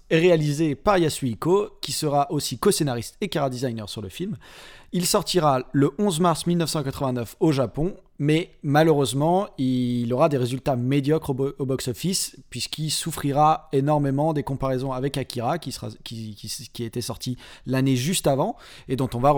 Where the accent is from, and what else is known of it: France